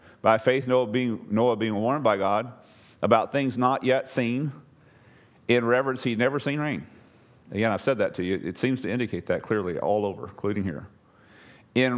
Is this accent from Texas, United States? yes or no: yes; East Texas, United States; the Sabine I grew up on over in East Texas